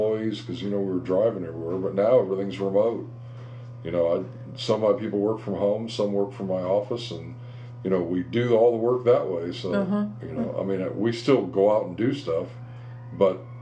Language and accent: English; Moline, Illinois, United States; moved away as an adult; also born or lived in Florida; now in Tennessee, United States; I actually was born and raised in the Quad Cities in Moline, Illinois